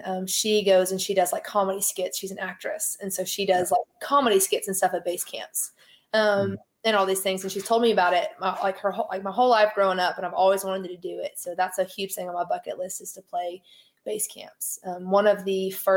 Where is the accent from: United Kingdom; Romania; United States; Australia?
United States; Tulsa, Oklahoma; moved away as an adult; also born or lived in Owasso, Oklahoma; now in Nashville, United States; I'm from Tulsa. So Kane's Ballroom is where I grew up listening to music